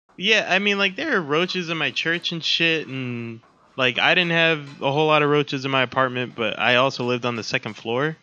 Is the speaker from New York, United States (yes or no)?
yes; New York, United States; moved away; the city that I grew up